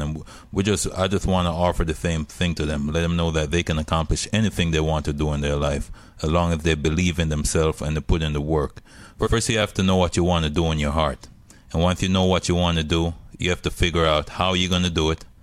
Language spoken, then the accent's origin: English; Jamaica; moved away; I'm, I'm from Jamaica